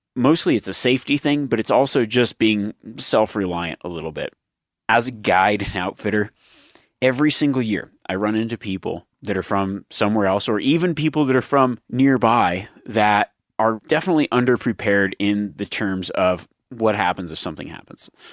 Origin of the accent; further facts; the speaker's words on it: Nevada, United States; growing up in Nevada